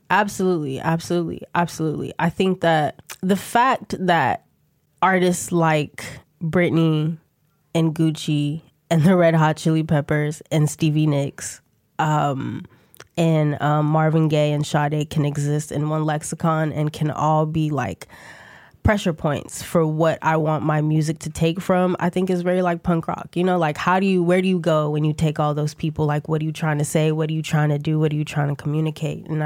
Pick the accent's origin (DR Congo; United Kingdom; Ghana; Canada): Ghana; also born or lived in New York / Atlanta / New Jersey; I'm from Ghana, so my whole family um, lives, resides in Ghana. I was born in New York and then went straight to Ghana. So I lived there till I was eight.